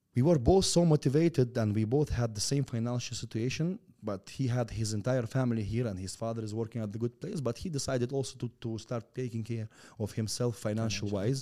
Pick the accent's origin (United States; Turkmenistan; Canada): Turkmenistan; English is a second language; also born or lived in Russia; I was born and raised in Turkmenistan.